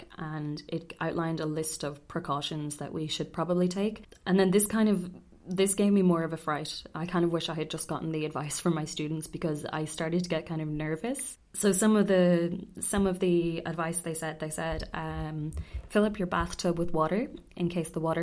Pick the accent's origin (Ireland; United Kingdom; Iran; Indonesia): Ireland; moved away as an adult; now in Tokyo, Japan; Growing up in Ireland